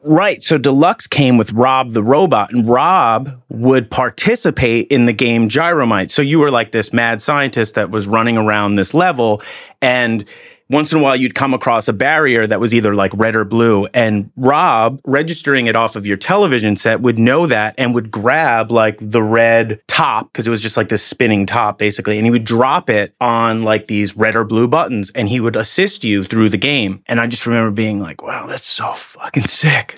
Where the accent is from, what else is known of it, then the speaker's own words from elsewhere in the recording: Haverstraw, New York, United States; in the eighties, I lived in a s, town called Havistraw that was just north of Nyack